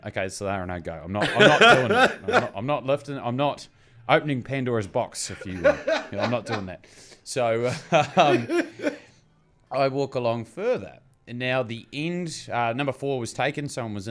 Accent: Bluff, Southland, New Zealand; So to explain it, the Bluff oyster thing, I grew up in Bluff. I was a little round boy.

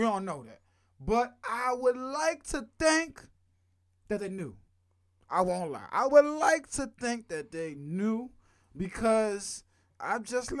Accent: Philadelphia, Pennsylvania, United States; I had to remind folks, boy, I'm from Philly.

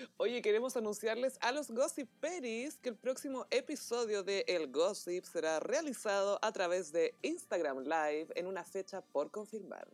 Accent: Chile

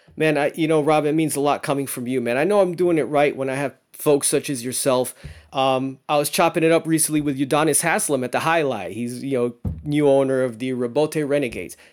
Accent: Miami, Florida, United States; also born or lived in New York City, New York; I'm South Floridian. I've been raised down here

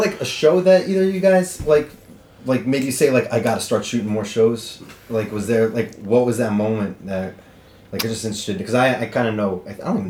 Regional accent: New Jersey, United States; I'm from Jersey

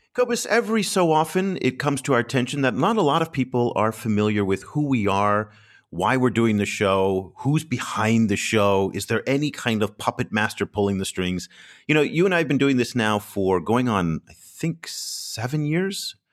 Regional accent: United States; I'm from the United States.

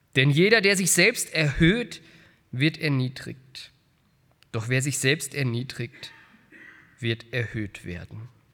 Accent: Frankfurt, Hesse, Germany; in meiner Heimatstadt in Frankfurt

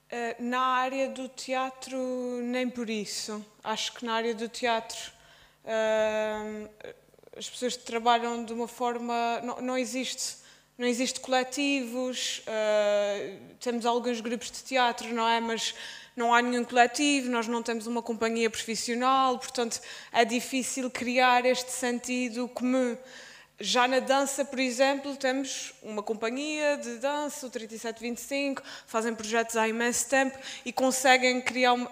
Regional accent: Azores, Portugal; accent: Azorean; o sítio onde eu cresci

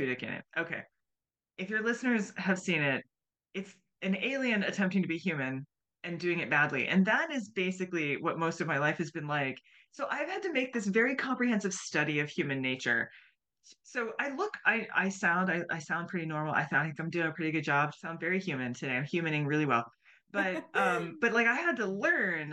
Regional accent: United States

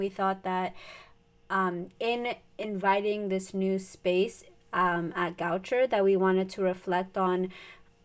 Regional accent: Maryland, United States; I'm from Maryland

